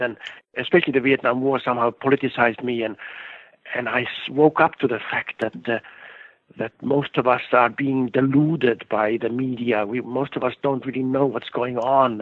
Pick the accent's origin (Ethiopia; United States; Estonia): Estonia; now in Canada; I was born in Estonia where for 50 years we weren't able to talk back against the government.